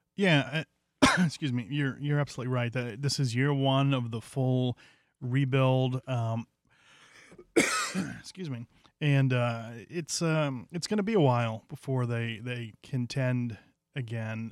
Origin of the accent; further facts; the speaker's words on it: Cleveland, Ohio, United States; I'm from Cleveland, a lifelong Indians fan